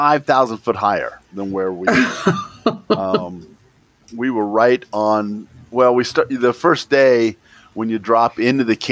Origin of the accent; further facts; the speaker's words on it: United States; I am definitely American